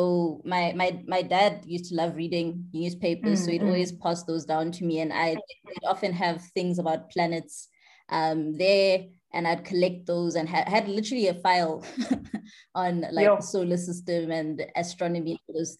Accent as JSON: {"language": "English", "town": "Johannesburg", "region": "Gauteng", "country": "South Africa", "tie": "born or raised there", "said": "a Johannesburg born and bred girl. I grew up in Joburg"}